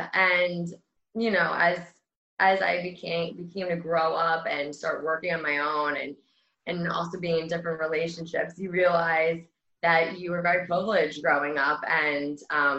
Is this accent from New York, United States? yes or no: yes; Great Neck, New York, United States; also born or lived in Forest Hills, Queens, New York / Florida; I love growing up in Great Neck because we had the best of both worlds. We were 25 minutes from Manhattan. So at an early age, we started taking the train in, going to teen night. And it was also like a very cute suburban area